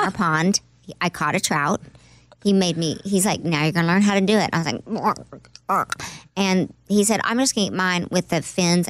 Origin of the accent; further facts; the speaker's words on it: Oklahoma, United States; moved away; also born or lived in New York; well, yeah, because I grew up in Oklahoma, mm-hmm. and my grandparents, my granddad was a farmer, and all my aunts and uncles on that side of the family are.